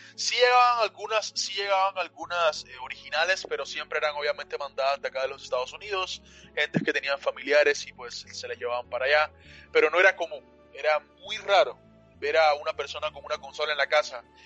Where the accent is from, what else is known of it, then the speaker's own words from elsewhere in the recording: Cuba; now in United States; yo nací en Cuba, a mucha honra, mucho orgullo